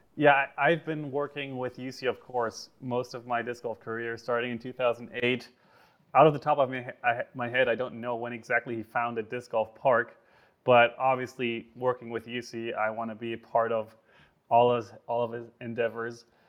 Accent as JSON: {"language": "English", "country": "Germany", "tie": "born or raised there", "said": "growing up in Germany, disc golf was super not serious in any way"}